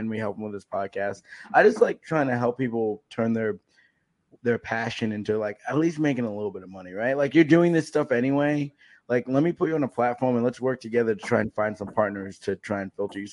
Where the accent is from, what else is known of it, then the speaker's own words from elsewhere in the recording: Vermont, United States; I'm from Vermont